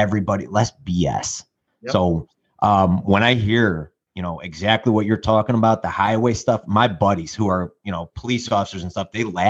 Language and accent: English; Chicago, Illinois, United States; now in New Lenox, United States; I'm born and raised on the south side of Chicago